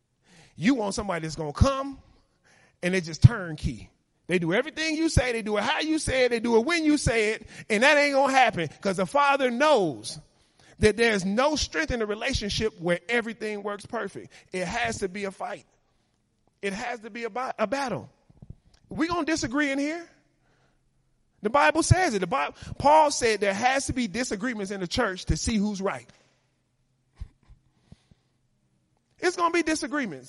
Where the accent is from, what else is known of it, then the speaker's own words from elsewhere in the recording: Chicago, Illinois, United States; moved away; I come from Chicago, live in the neighborhood I live now